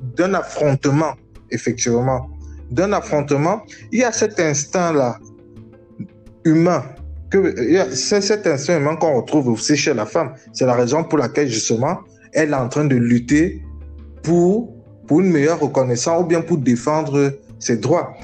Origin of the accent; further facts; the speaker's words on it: Cameroon; je viens du Cameroun, je suis camerounais